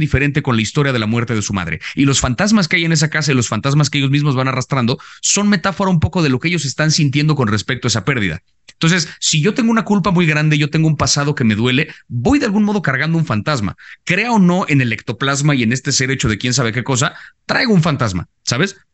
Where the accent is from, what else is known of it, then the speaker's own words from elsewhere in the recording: Mexico; creciendo en México